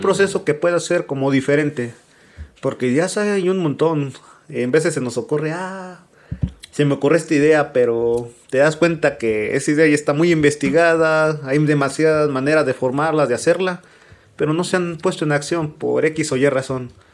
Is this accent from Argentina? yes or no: no; Mexico; como buenos mexicanos